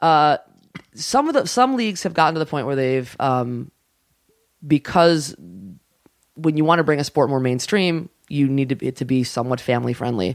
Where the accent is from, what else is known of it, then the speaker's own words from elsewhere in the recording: New York City, New York, United States; also born or lived in Long Island; I grew up in the Bronx, like, all my friends played